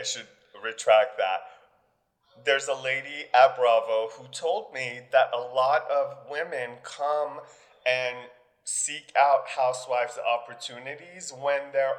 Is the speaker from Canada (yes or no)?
no; Iran; moved away; Girl, I'm from the Middle East. We fled a country because the Shah was falling.